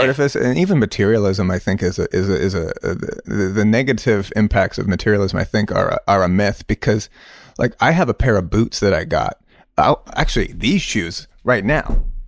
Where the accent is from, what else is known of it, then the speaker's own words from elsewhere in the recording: Stow, Massachusetts, United States; moved away as an adult; also born or lived in upstate New York; Stowe is, you know, is a, it's very, um, Irish Catholic community. Um, my schooling was, uh, a public school. This, uh, place called Neshoba Regional High School.